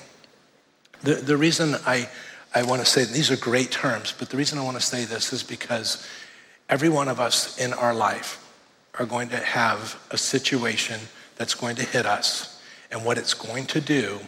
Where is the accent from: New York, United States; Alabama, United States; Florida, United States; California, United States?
Florida, United States; Miami; moved away; So I grew up in Miami, and in 1992, I was in Hurricane Andrew.